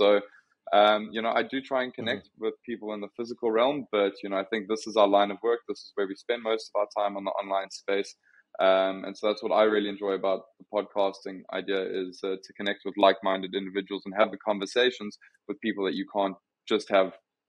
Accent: South Africa; moved away as an adult; also born or lived in Amsterdam, Netherlands; now in Portugal; I'm actually from South Africa. I'm 30 years old. And currently living in Portugal

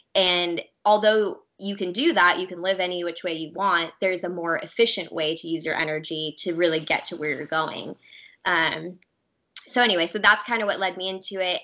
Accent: Orange County, California, United States; I grew up in Orange County, California

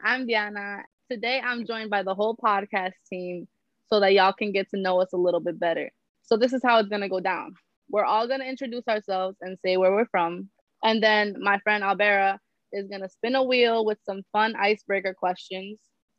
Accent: Union City, New Jersey, United States; And I am representing Union City, New Jersey, 07087, baby.

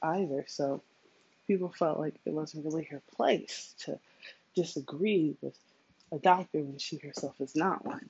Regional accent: New York City, New York, United States; I'm from the Bronx

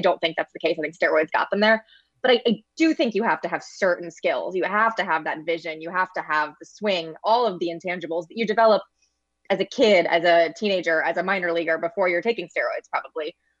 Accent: St. Louis, Missouri, United States; I grew up in Saint Louis, was a Cardinals fan as a kid

